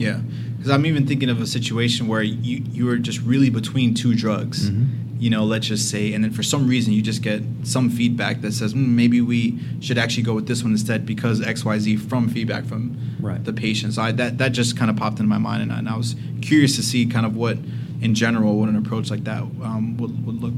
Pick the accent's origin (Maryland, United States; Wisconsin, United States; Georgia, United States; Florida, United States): Florida, United States; Miami; I'm from Miami, obviously